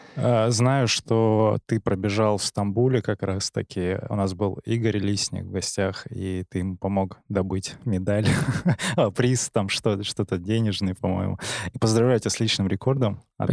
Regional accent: Barnaul, Altai Krai, Russia; я сам из Барнаула

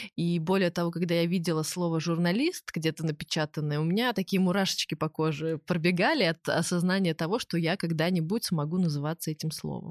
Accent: Minsk, Belarus; я росла в Минске

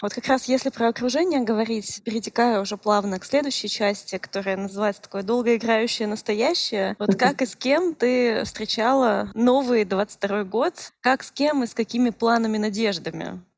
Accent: Irkutsk Oblast, Russia; мы обе из Иркутской области

